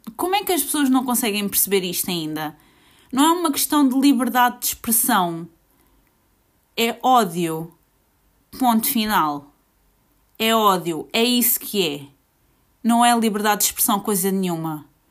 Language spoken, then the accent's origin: Portuguese; Portugal; eu sou portuguesa, fui nascida e criada aqui